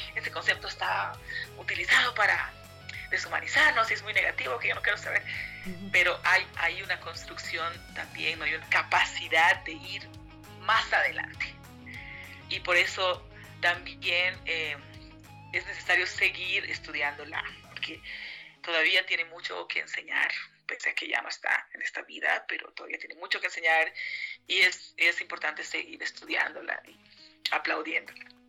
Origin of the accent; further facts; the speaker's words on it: Canavi, Yungas, La Paz, Bolivia; now in Cochabamba, Bolivia; soy de los Yungas de La Paz, de Canavi